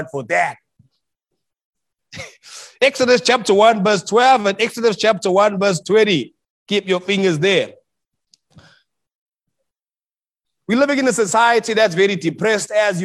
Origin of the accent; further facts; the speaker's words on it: South Africa; moved away as an adult; now in Melbourne, Australia; I'm from South Africa